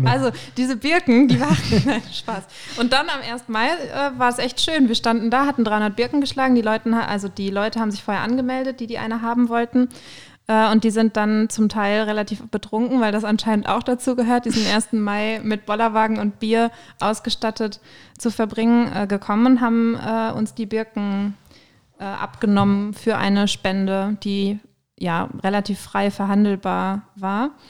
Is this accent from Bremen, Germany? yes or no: no; Münster, North Rhine-Westphalia, Germany; ich komme aus Münster, ne?